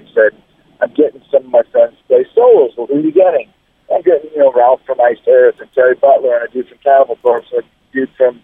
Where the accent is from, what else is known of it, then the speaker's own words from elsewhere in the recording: Canada; now in Tampa, United States; growing up in Canada